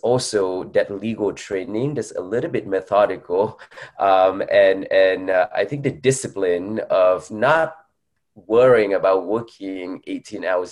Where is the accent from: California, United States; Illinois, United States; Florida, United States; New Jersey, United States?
California, United States; Bay Area; also born or lived in Vietnam / New York; growing up in the Bay Area